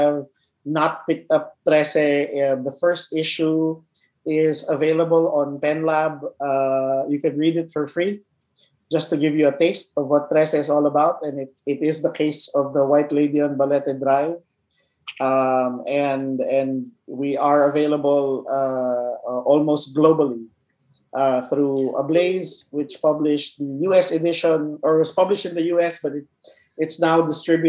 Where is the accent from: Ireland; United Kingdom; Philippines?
Philippines; as a Filipino